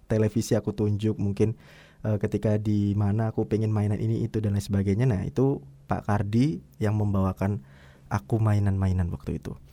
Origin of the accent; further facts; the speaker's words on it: Surabaya, East Java, Indonesia; born there; also born or lived in Waru, Sidoarjo; itu mamaku sempat tinggal di daerah Surabaya ya tempat kelahiranku kalau nggak salah di Jalan Tuban Raya